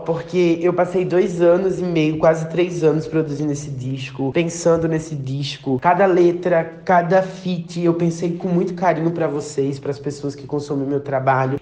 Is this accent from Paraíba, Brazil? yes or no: yes; Paraíba, Brazil; preciso cantar na Paraíba, preciso cantar na minha terra